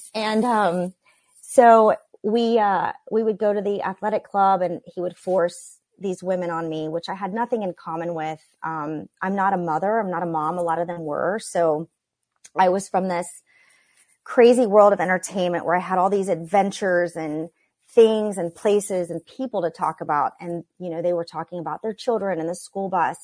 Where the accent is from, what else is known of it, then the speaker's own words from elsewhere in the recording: Oklahoma, United States; Growing up in Oklahoma